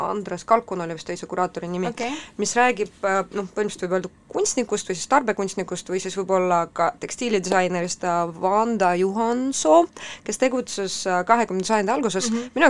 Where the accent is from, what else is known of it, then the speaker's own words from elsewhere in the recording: Estonia; tuleme korraks äh, Londonist siia äh, meie kodumaale